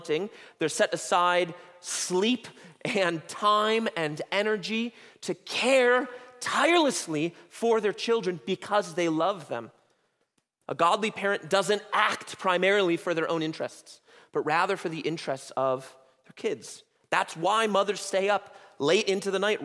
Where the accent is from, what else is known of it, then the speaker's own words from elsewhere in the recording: United States; as American Christians